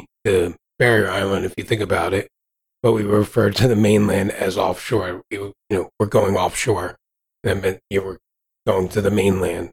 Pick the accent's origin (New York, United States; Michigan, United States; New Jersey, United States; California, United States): New Jersey, United States; Ventnor City; I grew up on the Jersey Shore. It was a seasonal town. I mean, I grew up right next to Atlantic City. The town was called Ventnor